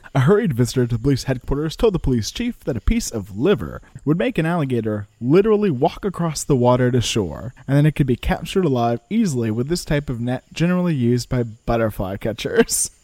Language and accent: English; Louisiana, United States; I'm from Louisiana